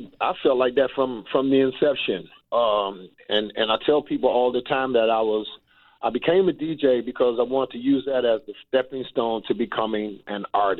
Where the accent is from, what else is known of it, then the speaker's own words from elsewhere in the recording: Washington, District of Columbia, United States; Washington, D.C. in Southeast, 15th and K Street Southeast, as a matter of fact. Right off of Pennsylvania Avenue. They call it Capitol Hill nowadays.